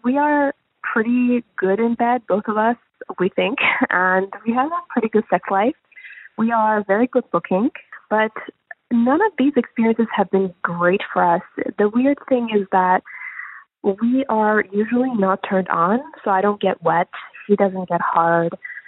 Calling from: Toronto, Ontario, Canada; I'm calling from Toronto

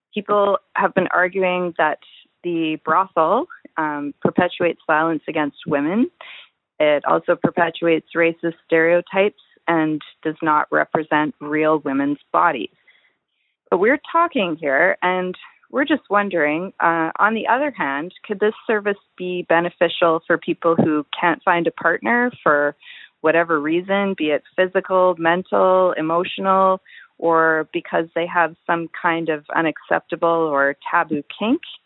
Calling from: Toronto, Ontario, Canada; we're calling from Toronto, Canada

